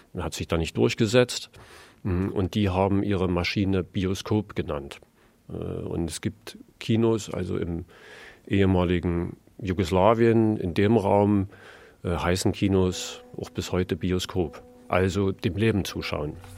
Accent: Saxony, Germany; now in Berlin, Germany; in Sachsen geboren

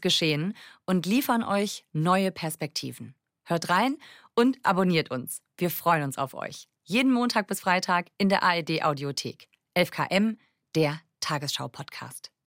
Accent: Bavaria, Germany; bei uns in Bayern

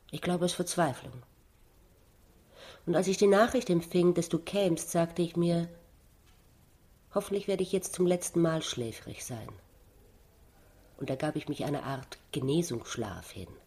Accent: Vienna, Austria; ich bin Wienerin

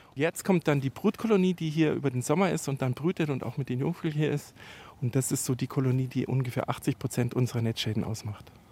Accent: Bavaria, Germany; bei uns in Bayern

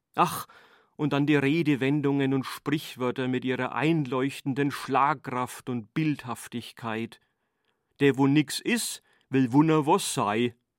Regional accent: Franconia, Germany; accent: Franconian; Mein Mundart ist mein Schatz fürs Leben. Hochdeutsch zu können und fränkisch

